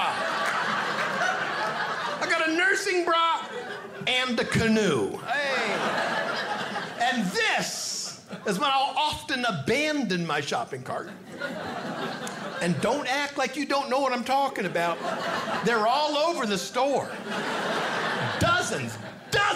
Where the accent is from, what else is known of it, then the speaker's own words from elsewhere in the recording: Hornell, New York, United States; moved away; My hometown is Cornell, New York